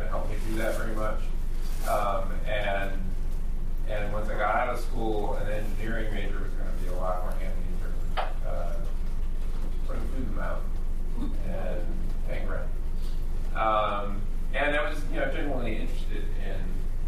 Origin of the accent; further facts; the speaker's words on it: Clio, Michigan, United States; I grew up in Michigan in a little town called Clio, spelled C-L-I-O